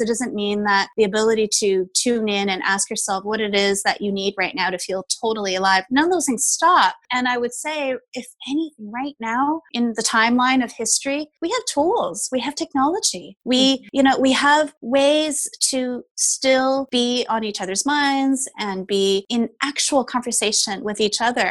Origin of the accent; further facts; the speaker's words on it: Canada; I am Taiwanese Canadian